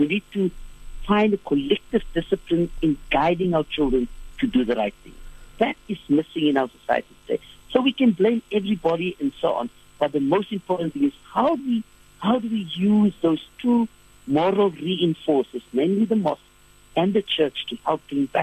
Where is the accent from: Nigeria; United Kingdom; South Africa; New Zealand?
South Africa; Cape Town, Western Cape; I grew up in Bishop Lavers